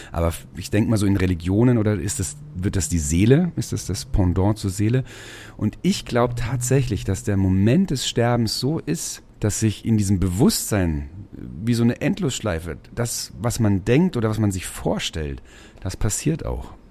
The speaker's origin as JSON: {"language": "German", "town": "Schweinfurt", "region": "Bavaria", "country": "Germany", "tie": "born or raised there", "also_born_or_lived": "Mainz", "lives_now": "Marktsteinach, Germany", "said": "Also geboren bin ich in Mainz tatsächlich und ähm, aufgewachsen in dem deutschen Detroit in Schweinfurt City."}